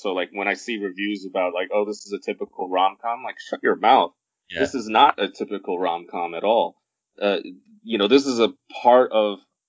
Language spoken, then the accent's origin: English; United States; mom, you know, like I'm American.